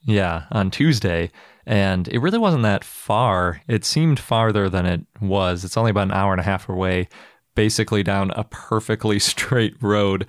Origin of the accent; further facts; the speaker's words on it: Milwaukee, Wisconsin, United States; my hometown museum